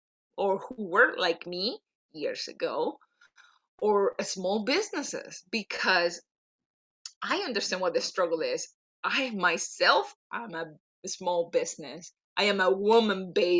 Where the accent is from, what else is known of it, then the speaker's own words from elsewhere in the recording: Venezuela; English is a second language; moved away as an adult; now in Oakville, Canada; I'm native from Venezuela, Latin American